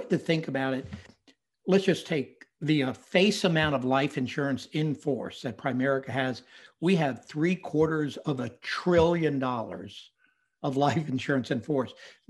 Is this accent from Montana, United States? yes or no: no; Winston-Salem, North Carolina, United States; also born or lived in Brooklyn, New York; and then my family moved to Winston-Salem, North Carolina.